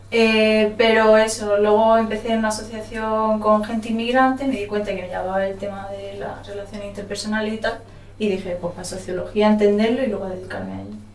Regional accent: northern Morocco, Morocco; También es que yo soy del norte de Marruecos, entonces la, influencia occidental pues...

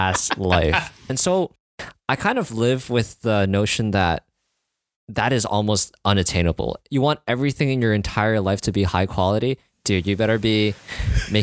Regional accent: Canada; as a Canadian

